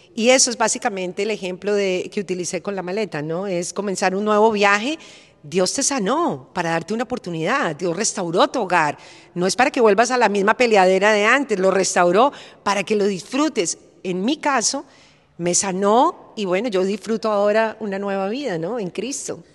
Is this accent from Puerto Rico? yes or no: no; Bogotá, Colombia; now in Florida, United States; como en mi tierra, como en Bogotá, que estamos rodeados de montañas